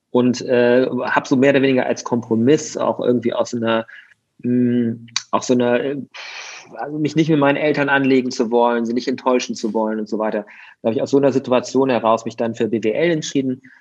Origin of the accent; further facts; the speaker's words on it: Mönchengladbach, North Rhine-Westphalia, Germany; ich bin in Mönchengladbach groß geworden. Ähm, also irgendwie ähm, Kleinstadt, würde ich mal sagen, Stadt, aber trotzdem klein.